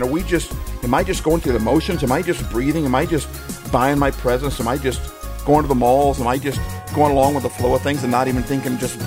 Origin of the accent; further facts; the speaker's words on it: Midwest, United States; now in Pacific Northwest, United States; I grew up in the Midwest